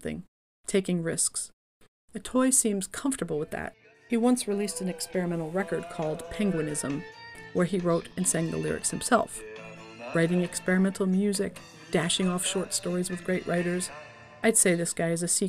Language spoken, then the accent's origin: English; Atlantic City, New Jersey, United States; moved away; I am originally from Atlantic City